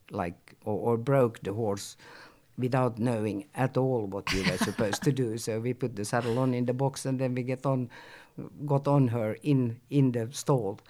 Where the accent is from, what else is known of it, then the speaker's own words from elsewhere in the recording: Helsinki, Uusimaa, Finland; I'm born in Helsinki and I grew up in Helsinki and I was in Helsinki for most of my youth years